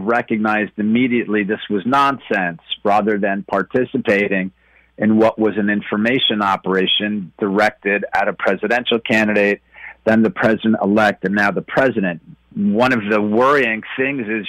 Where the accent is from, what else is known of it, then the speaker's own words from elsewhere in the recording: New York, United States; I was raised in New York